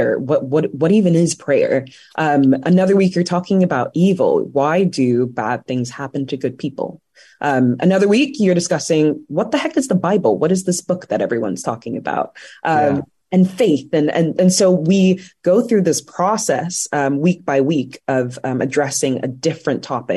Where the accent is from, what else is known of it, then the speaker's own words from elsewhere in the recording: London, United Kingdom; moved away as an adult; also born or lived in Washington, D.C., United States / Oxfordshire, United Kingdom; now in Northern Virginia, United States; I was actually born in D.C. I was born in Boggy Bottom. Yeah. So my family moved to the UK when I was around 9 or 10. I love London.